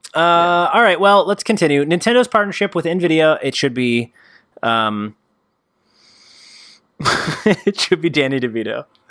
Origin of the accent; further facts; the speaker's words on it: New York, United States; we're from New York